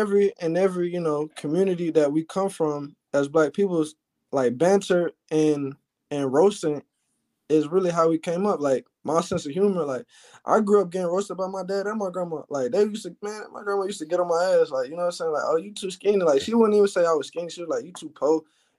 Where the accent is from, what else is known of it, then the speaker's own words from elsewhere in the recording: Alabama, United States; of course, I'm from Alabama, you know, grew up in Alabama. I moved around a lot, though